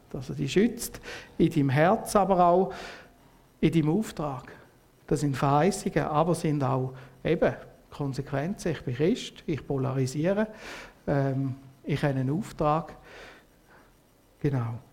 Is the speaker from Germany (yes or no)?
no; Switzerland; Und als Schweizer bist du ja immer alles ein bisschen, oder? Ein bisschen neutral.